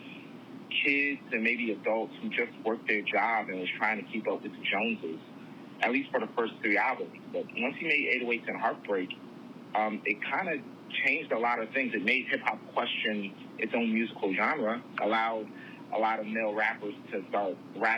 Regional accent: New Jersey, United States; I'm from Jersey

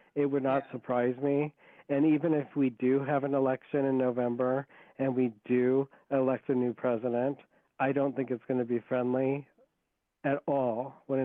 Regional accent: Iowa, United States; moved away; Iowa is my home state

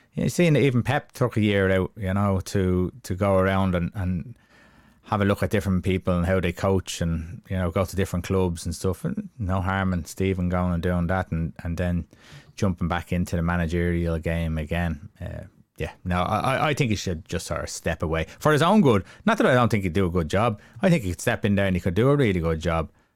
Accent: Ireland; we're all Irish

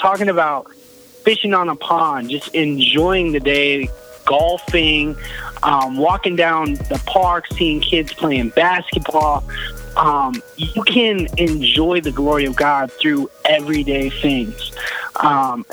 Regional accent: New Hampshire, United States; I got out of the Army and moved back home to New Hampshire

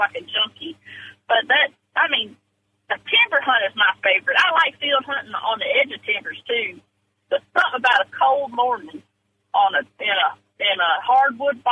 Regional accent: Lincoln County, Georgia, United States; people in Lincoln County and this part of the South

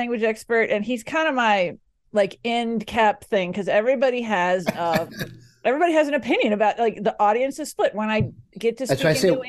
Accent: Dallas, Texas, United States; now in Denver, United States; I'm a Cowboys girl because I grew up in Dallas.

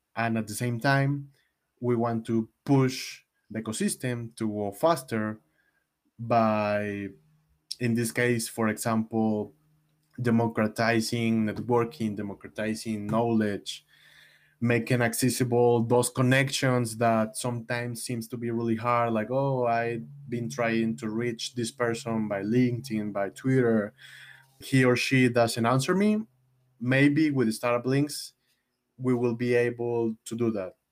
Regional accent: Mexico; I'm from Mexico

